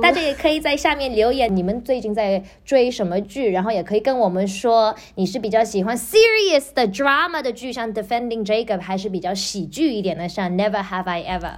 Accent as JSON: {"language": "Chinese", "country": "China", "said": "我们中国人的传统"}